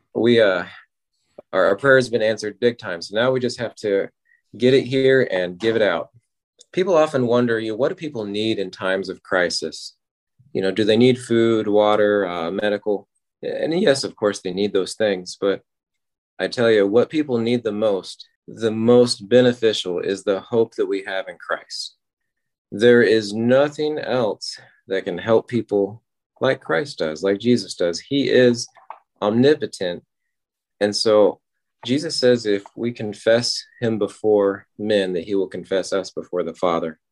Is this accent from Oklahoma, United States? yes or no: yes; Ardmore, Oklahoma, United States; I'm from Ardmore, Oklahoma